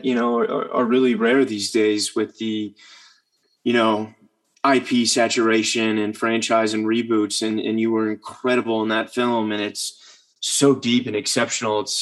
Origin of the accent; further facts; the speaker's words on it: Virginia, United States; I grew up in Virginia.